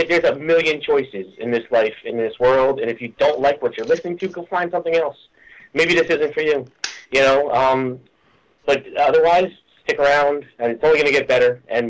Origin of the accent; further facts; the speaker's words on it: New Jersey, United States; Well, I'm actually calling you from Bruce's backyard. I'm born and raised in good old dirty New Jersey.